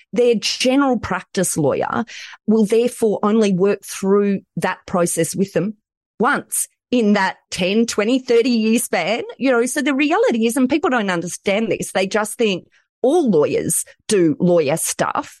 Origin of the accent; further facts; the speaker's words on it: Australia; accent: Aussie; I'm in Australia